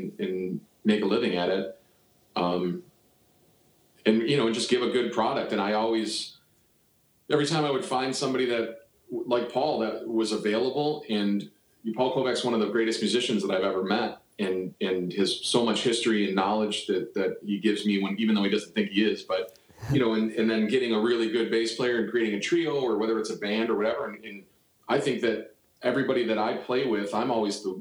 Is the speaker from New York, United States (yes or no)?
yes; Buffalo, New York, United States; moved away as an adult; now in Cleveland, United States; I'm from Buffalo, New York